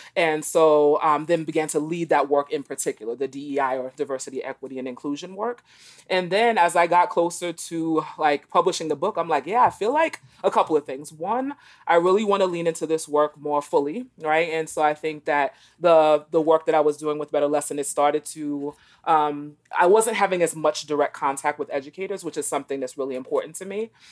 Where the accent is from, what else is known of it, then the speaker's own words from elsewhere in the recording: New York City, New York, United States; moved away as an adult; also born or lived in East Texas / Boston; I grew up in New York City, in Brooklyn in particular